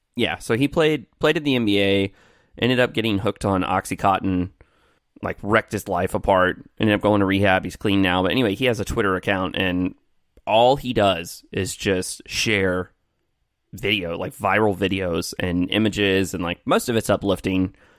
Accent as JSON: {"language": "English", "town": "Evansville", "region": "Indiana", "country": "United States", "tie": "born or raised there", "said": "there is a, uh, school here in Evansville in my hometown where I am right now"}